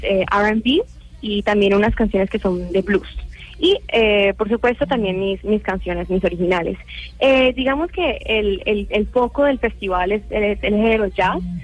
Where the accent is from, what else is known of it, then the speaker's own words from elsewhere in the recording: Cali, Valle del Cauca, Colombia; moved away; representar a Colombia y en mi Tierra Cali.